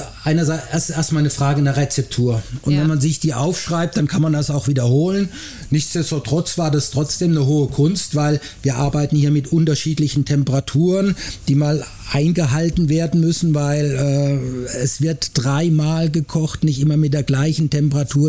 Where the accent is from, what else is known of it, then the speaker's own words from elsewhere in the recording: Black Forest, Baden-Württemberg, Germany; moved away as an adult; now in Frankfurt, Germany; Die ersten 18 Jahre meines Lebens habe ich im Schwarzwald verbracht